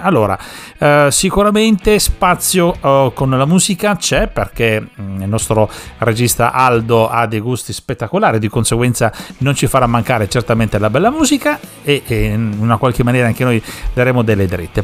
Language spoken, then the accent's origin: Italian; Sicily, Italy; now in Parma, Italy; dalle nostre parti, intendo dire, giù in Sicilia